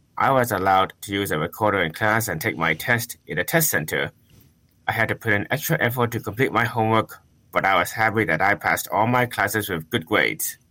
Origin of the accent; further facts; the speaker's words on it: Sugar Land, Texas, United States; also born or lived in Houston; I was born in Houston and grew up in Sugarland